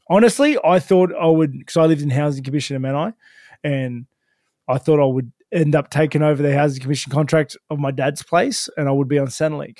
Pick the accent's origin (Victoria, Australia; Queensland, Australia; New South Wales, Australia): New South Wales, Australia; Sutherland Shire; I grew up in Southern Shire